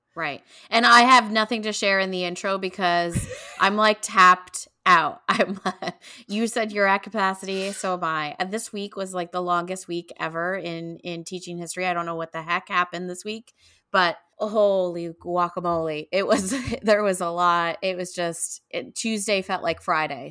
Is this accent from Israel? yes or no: no; Canada; moved away; I grew up in Canada